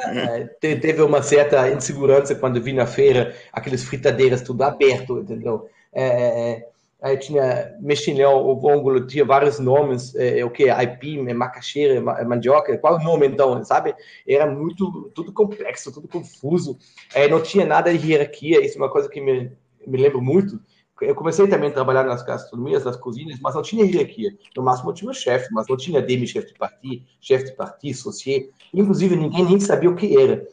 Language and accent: Portuguese; Germany; Portuguese is a second language; moved away as an adult; also born or lived in Italy; now in Brazil; eu sou alemão